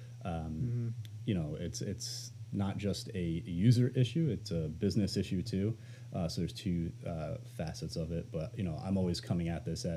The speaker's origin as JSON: {"language": "English", "region": "upstate New York", "country": "United States", "tie": "born or raised there", "moved": "yes", "said": "I've been spending some time upstate to get away from the pandemic. And then I realized how small my hometown actually was"}